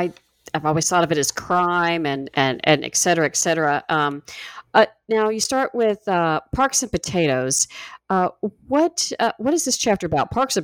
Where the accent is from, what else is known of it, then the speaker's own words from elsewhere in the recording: Florida, United States; Now, I grew up in Florida, and all I see is what's in the news media about Detroit.